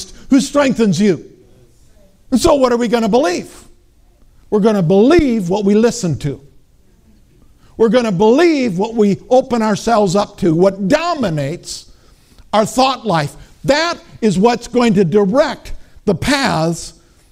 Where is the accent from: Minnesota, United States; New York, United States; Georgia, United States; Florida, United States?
Minnesota, United States; I'm from Minnesota.